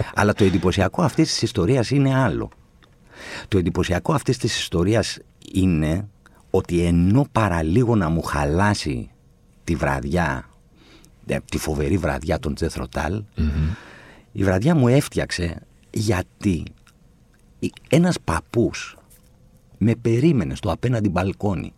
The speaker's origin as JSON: {"language": "Greek", "town": "Athens", "region": "Attica", "country": "Greece", "tie": "born or raised there", "also_born_or_lived": "Chalandri / Kypseli / Pangrati", "said": "παρότι γεννήθηκα στο Χαλάνδρι, εγώ μεγάλωσα στα Εξάρχεια"}